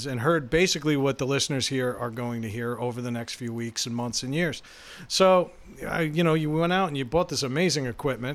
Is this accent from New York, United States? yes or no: yes; New York, United States; now in Rhode Island, United States; I'm a New Yorker.